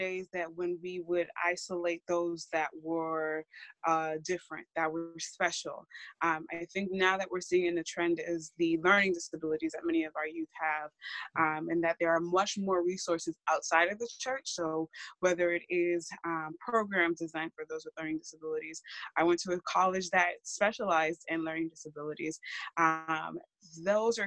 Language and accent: English; Massachusetts, United States; I am born and raised in Massachusetts